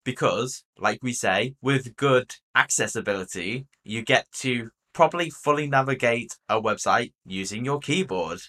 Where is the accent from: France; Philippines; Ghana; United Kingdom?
United Kingdom